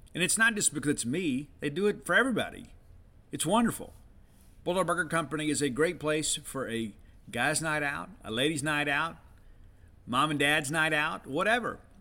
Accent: Columbia, Mississippi, United States; moved away; also born or lived in Starkville, Mississippi; my hometown of Columbia, Mississippi

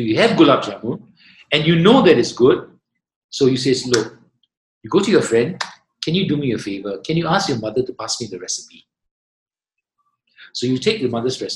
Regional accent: Singapore; I'm Singaporean

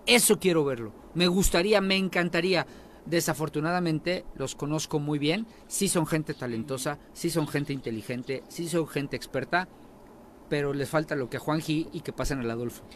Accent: Tetecala, Morelos, Mexico; en mi pueblo de Tecala

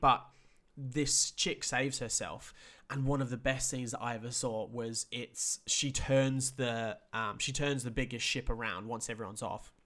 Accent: England, United Kingdom; we're from England

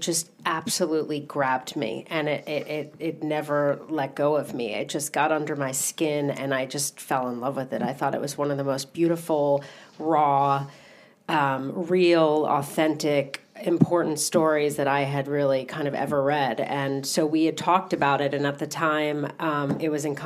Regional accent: New York City, New York, United States; I grew up in New York

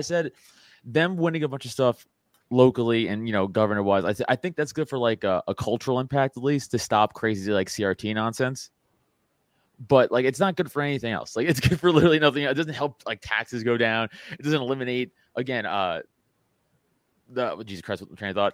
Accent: New York, United States; now in Philadelphia area, United States; I'm a New Yorker. I live outside of Philly now

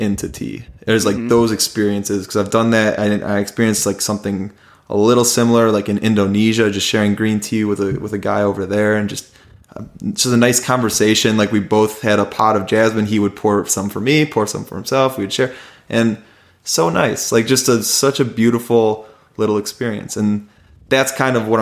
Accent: United States; I was American

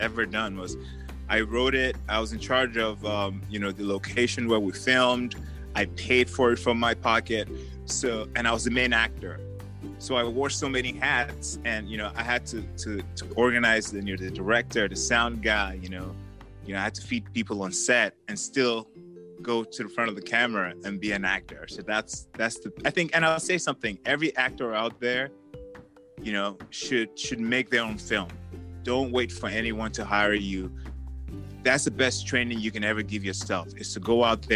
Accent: Nigeria; moved away; I was born in Nigeria. I was born and raised in Nigeria.

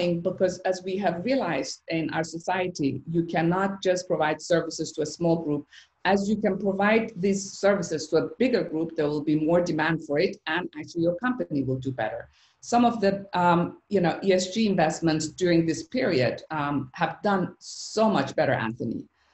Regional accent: Iran; moved away; my childhood growing up in Iran

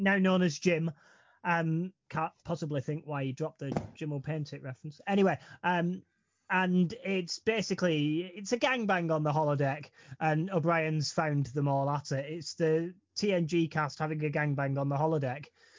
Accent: Lancashire, North West England, United Kingdom; For someone from the back of beyond in Lancashire

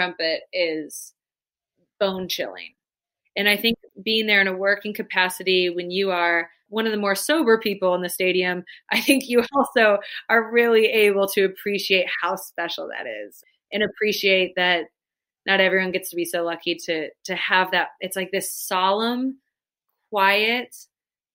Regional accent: Midwest, United States; moved away; also born or lived in Georgia; I'm a Midwesterner. I came down to the South

